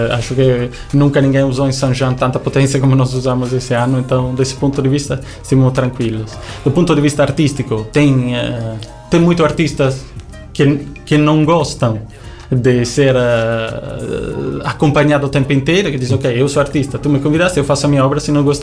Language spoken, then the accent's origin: Portuguese; Italy; Mesmo eu sendo italiano, eu manifesto aqui orgulho português.